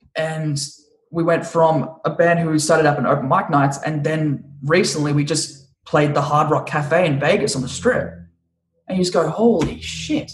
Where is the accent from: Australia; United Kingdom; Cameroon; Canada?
Australia; also born or lived in Brisbane; now in Los Angeles, United States; my own country and, and my own countrymen